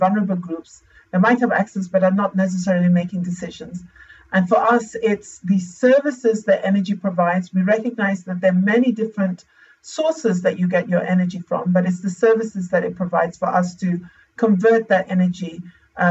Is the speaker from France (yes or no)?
no; Zambia; also born or lived in The Hague, Netherlands; my home country, Lusaka, Zambia